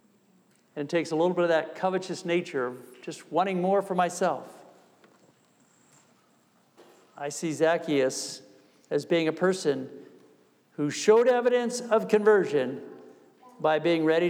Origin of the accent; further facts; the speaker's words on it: New York, United States; I'm from New York